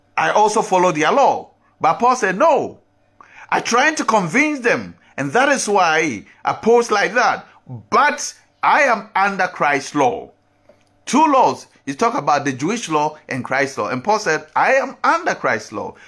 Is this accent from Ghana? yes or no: yes; Ghana; As me, as a Ghanaian, have my culture